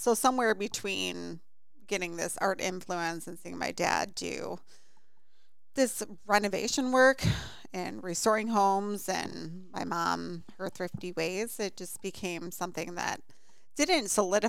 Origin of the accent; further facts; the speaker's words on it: Illinois, United States; Middle of a cornfield, Illinois.